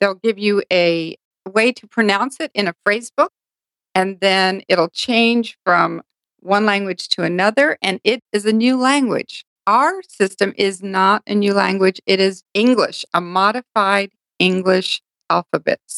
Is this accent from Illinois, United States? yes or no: no; Hawaii, United States; also born or lived in Japan; My parents were stationed in uh, Hawaii for 10 years. And so my, my brother and sister and I grew up in Hawaii.